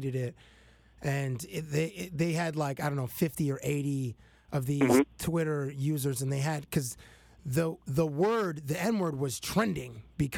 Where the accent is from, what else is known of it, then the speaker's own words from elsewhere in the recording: Toronto, Ontario, Canada; we grew up in Canada, we grew up in Toronto